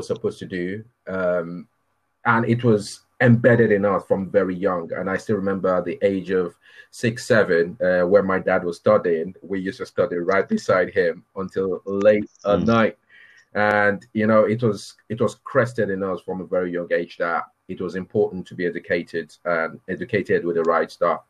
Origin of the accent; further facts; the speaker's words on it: Minna, Niger State, Nigeria; moved away as an adult; also born or lived in Birmingham, United Kingdom; now in United Kingdom; we moved out back to Nigeria in the early 80s